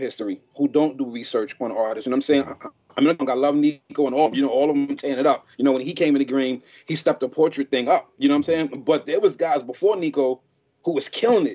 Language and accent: English; New York City, New York, United States; moved away; I'm from New York City in the Bronx. You know, and growing up in the Bronx is pretty rough.